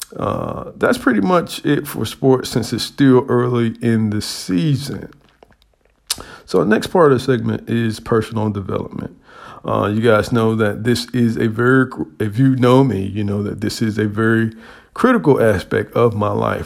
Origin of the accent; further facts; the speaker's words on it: United States; as an American